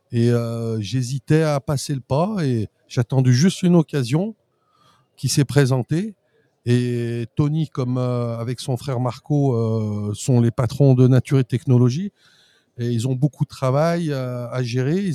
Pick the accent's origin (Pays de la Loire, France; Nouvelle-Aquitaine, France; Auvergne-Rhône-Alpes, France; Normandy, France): Auvergne-Rhône-Alpes, France; born there; je suis né en Maurienne, en montagne. Après, j'ai fait une faculté à Chambéry